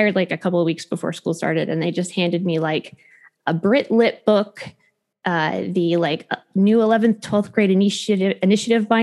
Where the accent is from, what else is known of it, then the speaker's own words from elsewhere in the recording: Clovis, California, United States; I grew up in Clovis and went to Clovis schools through junior high through high school